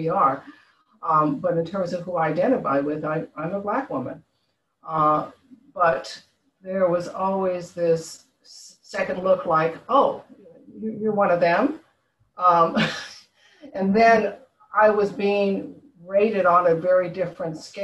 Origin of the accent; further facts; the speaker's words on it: San Francisco Bay Area, California, United States; moved away as an adult; also born or lived in Concord, California; now in Washington DC area, United States; I grew up in, I was born in San Francisco. I was, my parents, when I was 9 years old, moved us out to a suburb area, Concord, California